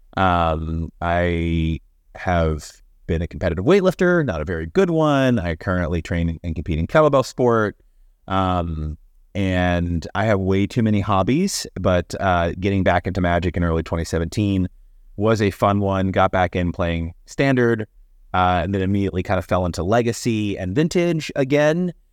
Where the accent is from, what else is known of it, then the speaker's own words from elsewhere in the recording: Kentucky, United States; moved away; I'm originally from Kentucky, where I was born and raised